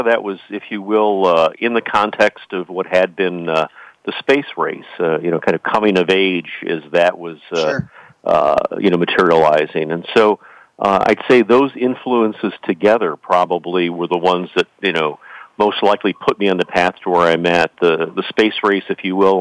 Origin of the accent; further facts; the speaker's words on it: Chicago, Illinois, United States; I grew up in the Chicago area in the 1960s